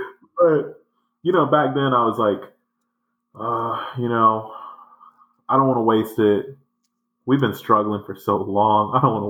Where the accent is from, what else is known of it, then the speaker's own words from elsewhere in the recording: the South, United States; You know I came here from the South.